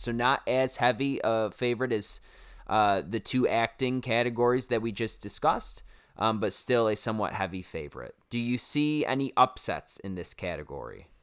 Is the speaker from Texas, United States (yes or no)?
no; Syracuse, New York, United States; accent: Syracuse; there's my Syracuse accent coming out for you.